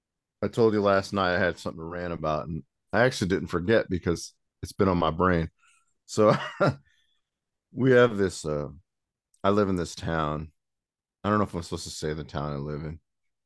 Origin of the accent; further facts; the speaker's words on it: Goshen, United States; I was born and raised in Goshen, still live here.